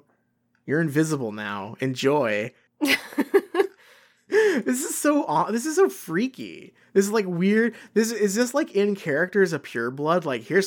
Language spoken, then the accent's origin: English; Australia; As an Australian, I know that many of us would kill for a relatively instant connection to wizarding locations around the world.